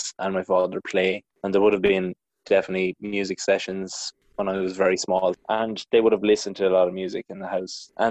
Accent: County Mayo, Connacht, Ireland; also born or lived in County Kildare; now in Kilcullen, Ireland; from County Mayo

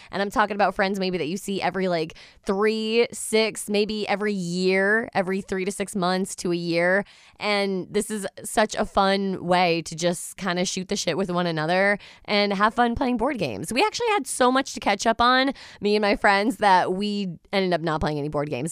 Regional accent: Norwich, Connecticut, United States; born and raised in Norwich, and I absolutely love the city

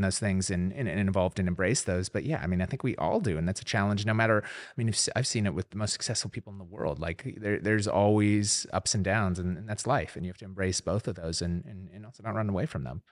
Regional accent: Minneapolis, Minnesota, United States; moved away; growing up in Minneapolis

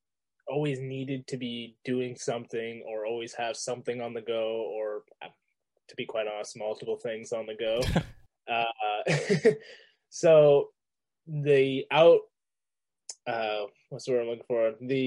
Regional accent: Riverview, New Brunswick, Canada; I am from Riverview, New Brunswick.

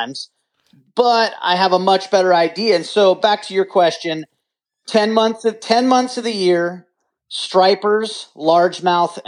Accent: Bainbridge Island, Washington, United States; moved away as an adult; now in California, United States; I was born and raised on Bainbridge Island, you know, Washington State.

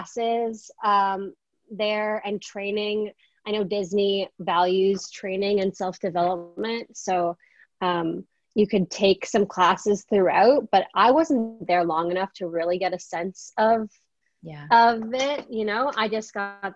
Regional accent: Canada; I'm from Canada

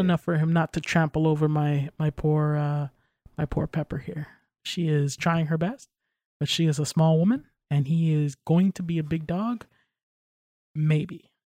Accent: New York, United States; I'm from New York

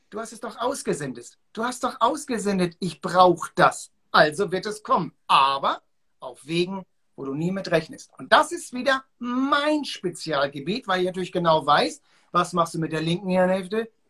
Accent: Hamburg, Germany; Ich bin in Hamburg auf der Reeperbahn groß geworden.

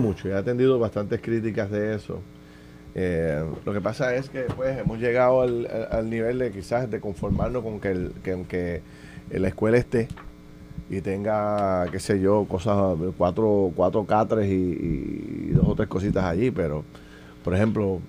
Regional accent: Puerto Rico

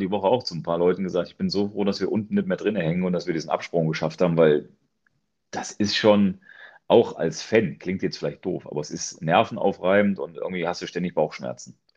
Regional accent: Cologne, North Rhine-Westphalia, Germany; dann feiern wir halt als Kölner.

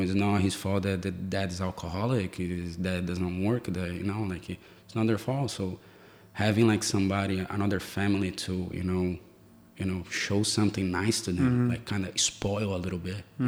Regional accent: Brazil; English is a second language; now in United States; the way that I grew up in Brazil

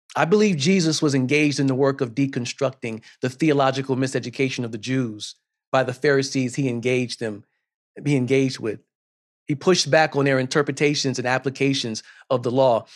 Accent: South Carolina, United States; I'm from South Carolina, and I watched the local news each night with my grandmother

